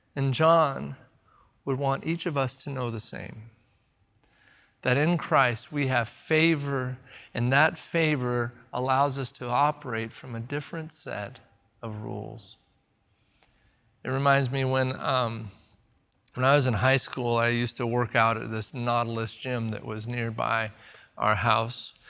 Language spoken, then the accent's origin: English; the Northwest, Pacific Northwest, United States; also born or lived in Eugene, Oregon; they will automatically know I'm from America. They'll know by my language, they'll know by my accent, Furthermore, my clothes might give away that I'm from the Northwest.